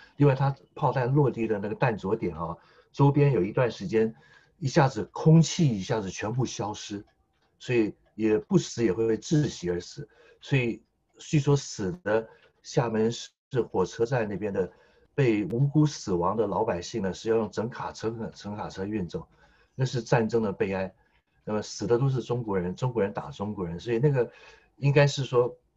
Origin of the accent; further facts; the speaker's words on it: Taiwan; now in Australia; 我先父呢是黑龙江七七哈尔出生，哈尔滨长大，先母是吉林省柳河县长大， 两位东北人在台湾与介生下我们这一代的外省人第二代